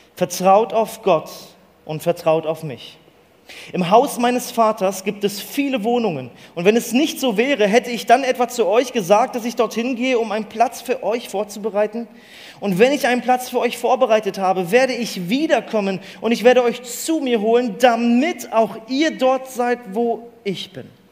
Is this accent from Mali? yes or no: yes; Mali; Ich bin in Mali aufgewachsen, in der Sahara